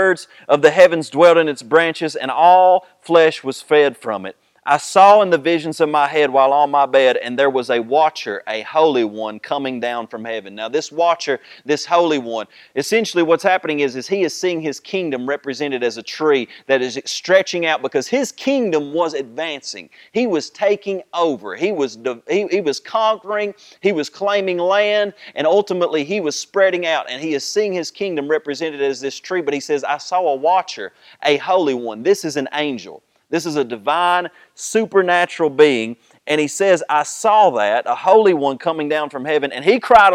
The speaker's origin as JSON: {"language": "English", "country": "United States", "said": "we think as American people"}